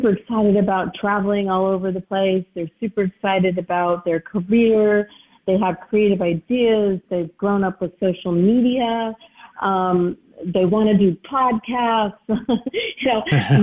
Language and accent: English; United States; as an American